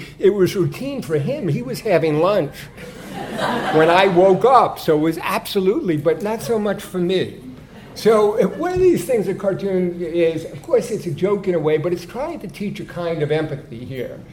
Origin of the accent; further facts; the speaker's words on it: New York, United States; I'm from New York